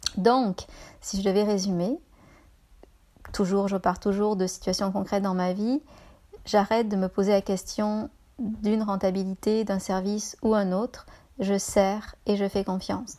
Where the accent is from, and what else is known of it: France; moved away as an adult; now in Canada